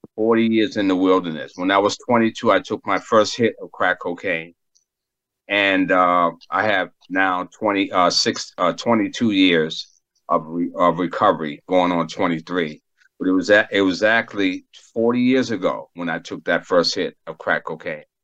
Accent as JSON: {"language": "English", "town": "Boston", "region": "Massachusetts", "country": "United States", "tie": "born or raised there", "also_born_or_lived": "Bethesda, Maryland", "moved": "yes", "said": "I grew up in Boston, Massachusetts"}